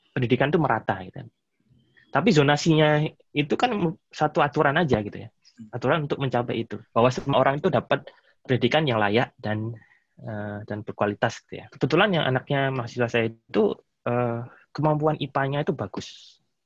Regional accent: Indonesia; now in Germany; saya ini eh, orang Indonesia, gitu ya. saya bukan orang Jerman

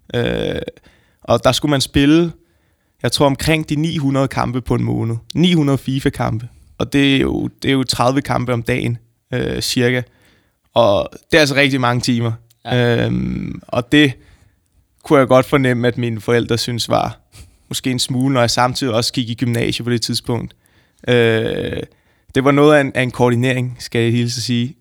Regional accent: Frederiksberg, Capital Region of Denmark, Denmark; nu er jeg så født og opvokset på Frederiksberg

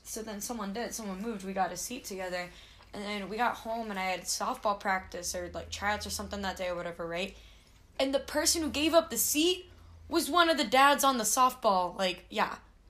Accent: California, United States; Oh, I'm from California. Calm down. I live on Heroin Highway.

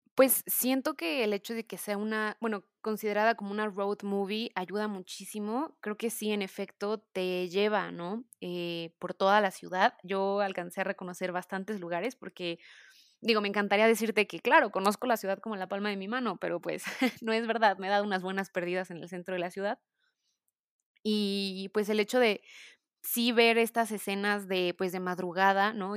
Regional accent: Mexico; yo como mexicana

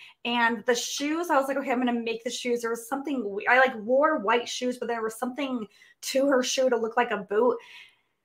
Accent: Carson City, Nevada, United States; now in Reno, United States; I'm from Nevada now, but I grew up in Carson City, which is the capital

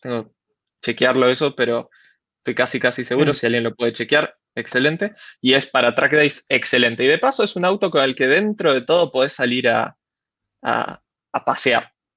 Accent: Rosario, Santa Fe, Argentina; como buen, buen rosarino

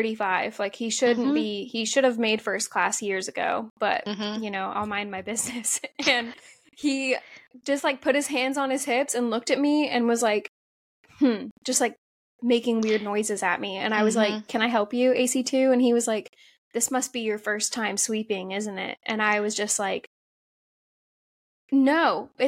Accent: Ohio, United States; I grew up in Ohio

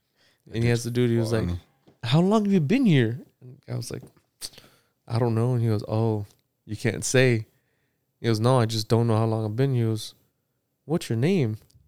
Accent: Texas, United States; he but we're from Texas and I don't like country

